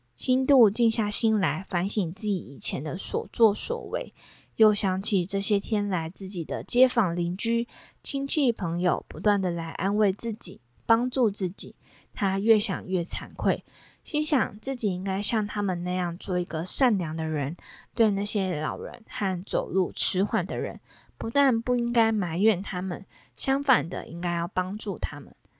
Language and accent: Chinese; southern Taiwan, Taiwan; now in Taipei, Taiwan; 像是我的老家，比如说我过年啊、过节啊都要回到南部